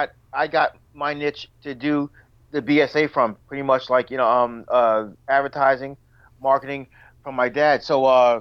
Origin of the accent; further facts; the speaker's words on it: Long Island, New York, United States; now in Rockaway, United States; I grew up in Long Island, the only black family in a Jewish neighborhood, you know, with a gay brother.